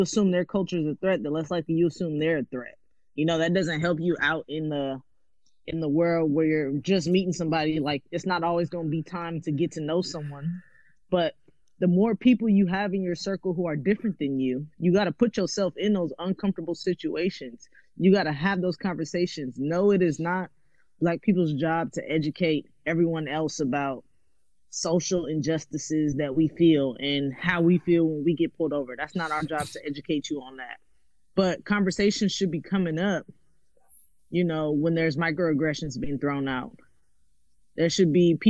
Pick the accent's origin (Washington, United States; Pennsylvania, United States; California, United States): California, United States; also born or lived in West Oakland; growing up in California